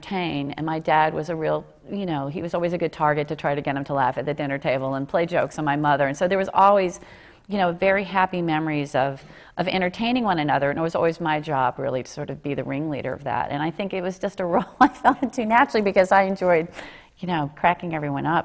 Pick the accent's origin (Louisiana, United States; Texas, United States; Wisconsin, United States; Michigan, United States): Texas, United States; Dallas; I grew up in Dallas